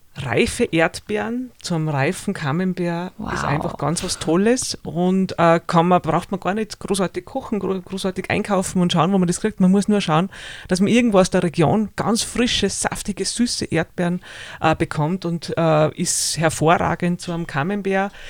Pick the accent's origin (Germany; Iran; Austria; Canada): Austria; Salzburger Flachgau; ich bin in einer Heumilchkäserei aufgewachsen im Salzburger Flachgau